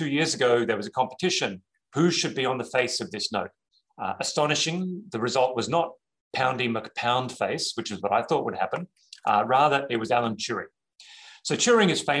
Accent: Australia; moved away; also born or lived in New York; I say this as an Australian

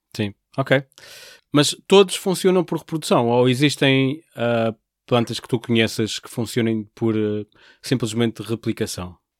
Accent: Portugal; nós como portugueses

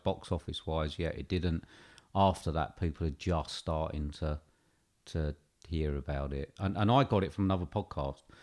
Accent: United Kingdom

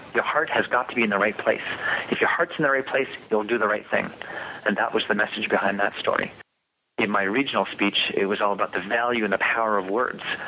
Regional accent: Quebec, Canada; I'm from Quebec

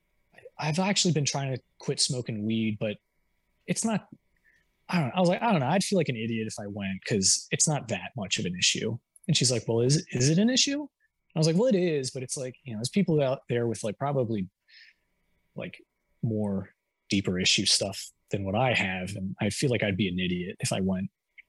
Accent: New Jersey, United States; I grew up in Jersey

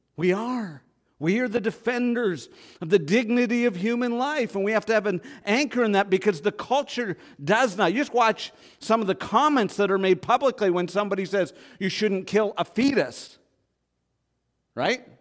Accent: Canada; I grew up in Canada.

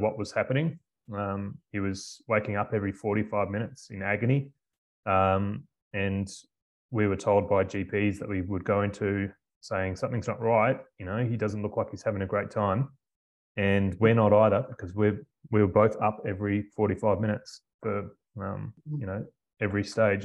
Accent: Melbourne, Victoria, Australia; moved away as an adult; also born or lived in Queensland; now in Karratha, Australia; I'm from Melbourne originally

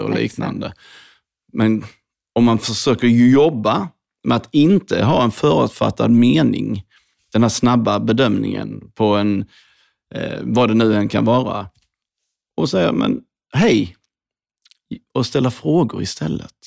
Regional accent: Hässleholm, Skåne, Sweden; Jag växte upp i Skåne, Hässleholm

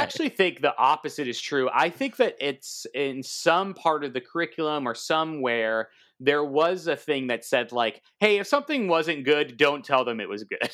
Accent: San Diego, California, United States; moved away as an adult; also born or lived in San Francisco; now in New York, United States; I grew up in San Diego

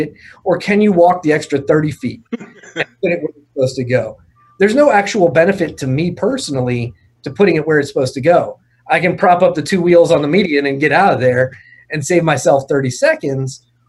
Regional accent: St. Petersburg, Florida, United States; growing up here, St. Petersburg, I think is a perfect example. I grew up in Pinellas County Schools

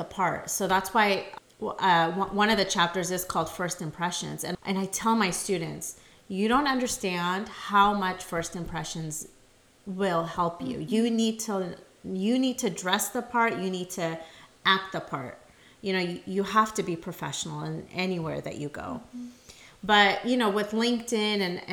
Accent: San Jose, California, United States; also born or lived in Modesto; I was born in San Jose

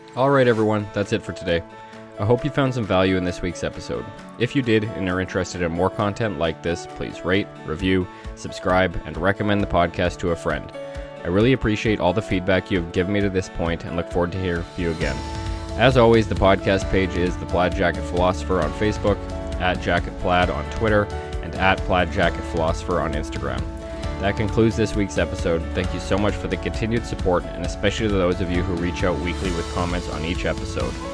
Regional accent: Canada; as a Canadian

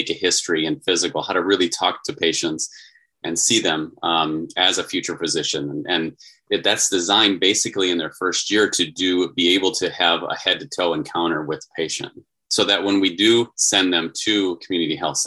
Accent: Iowa, United States; now in Arizona, United States; I'm from Iowa

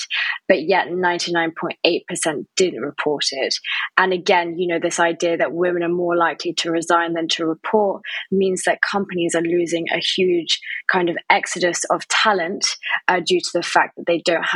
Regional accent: France; moved away as an adult; also born or lived in Spain; I am English, but I grew up in France and then went to Spain

